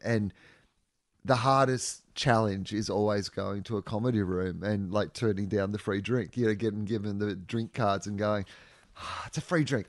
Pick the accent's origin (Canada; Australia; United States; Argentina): Australia; as an Australian